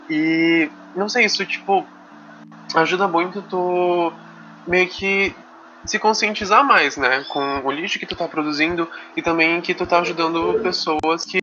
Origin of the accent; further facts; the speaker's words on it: Campo Grande, Mato Grosso do Sul, Brazil; now in Itajaí, Brazil; Que eu não sou daqui, eu sou de Campo Grande